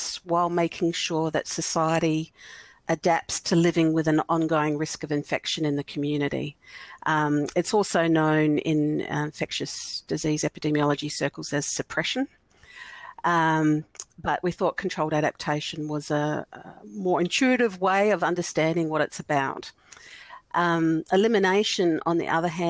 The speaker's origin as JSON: {"language": "English", "region": "South Australia", "country": "Australia", "said": "I'm from South Australia"}